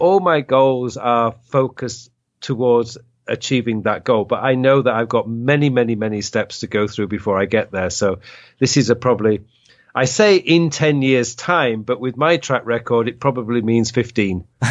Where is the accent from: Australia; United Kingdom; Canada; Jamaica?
United Kingdom; England; now in Korea; we're all from England